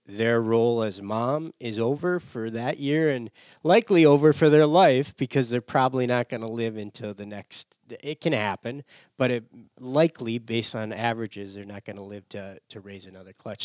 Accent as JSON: {"language": "English", "region": "Michigan", "country": "United States", "tie": "born or raised there", "moved": "as an adult", "said": "I grew up in Michigan."}